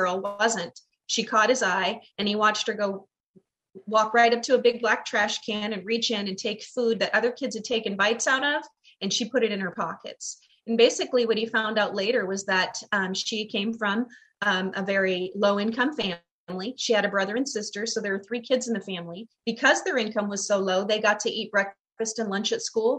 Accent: Glendale, United States; the neighborhood I grew up in Glendale

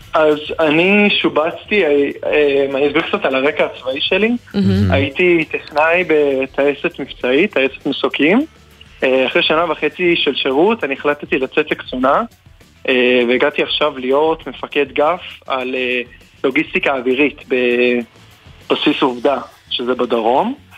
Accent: Singapore; Hebrew is a second language; moved away as an adult; now in Israel; אפילו שנולדתי שם וכל החיים שלי הייתי שם

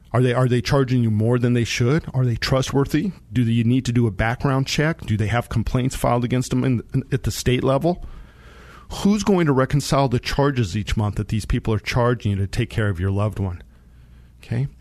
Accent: Monte Vista, Colorado, United States; I grew up in Monte Vista

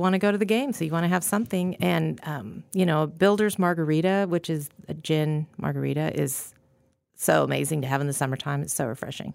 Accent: Gunnison, Colorado, United States; moved away as an adult; also born or lived in Florida / Connecticut / Chicago; now in Kansas City, United States; I actually grew up out there

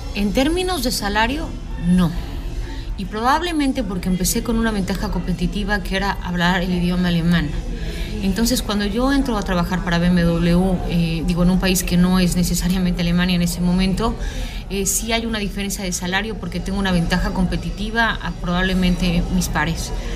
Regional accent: Mexico; yo soy mexicana

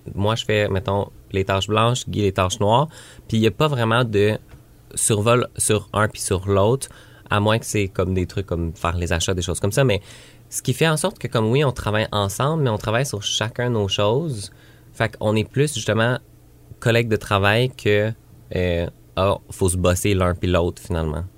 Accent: Granby, Quebec, Canada; moved away; j'ai grandi ici

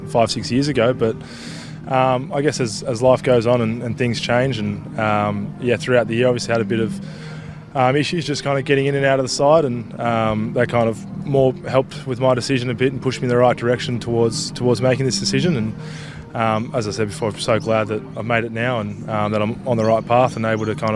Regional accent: Perth, Western Australia, Australia; moved away as an adult; I grew up in Perth

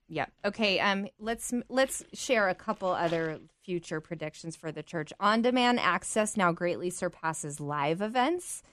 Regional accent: United States; as an American girl, so I'm not, obviously not British

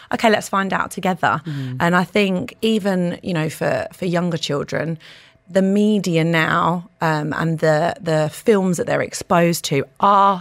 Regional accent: United Kingdom; moved away as an adult; also born or lived in Pakistan; now in Dubai, United Arab Emirates; coming from the UK

